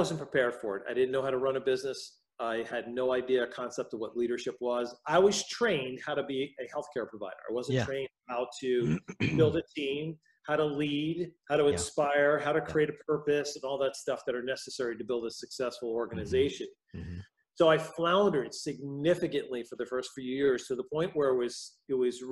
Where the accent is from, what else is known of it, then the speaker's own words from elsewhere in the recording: New York metropolitan area, United States; accent: New York; moved away as an adult; now in Wisconsin, United States; I'm originally from the New York metropolitan area, born and raised there